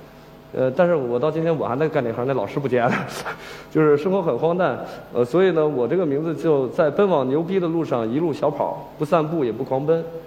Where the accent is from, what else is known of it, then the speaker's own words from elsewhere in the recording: Huantai, Shandong, China; 就是我是环台县的人，从小在农村长大。